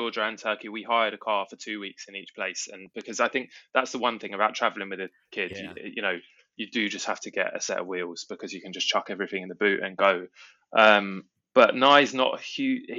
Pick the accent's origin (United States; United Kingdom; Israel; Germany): United Kingdom; England; as an English person